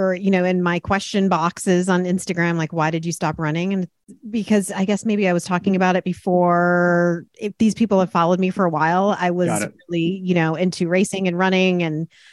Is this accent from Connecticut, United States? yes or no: yes; Connecticut, United States; Connecticut, yeah.